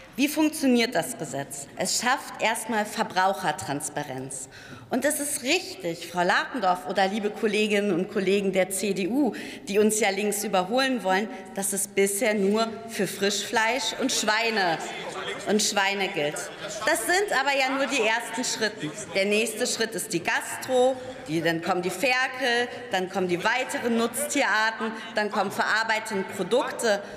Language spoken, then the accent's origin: German; Germany; Ich komme aus der Region mit der höchsten Tierdichte in Deutschland.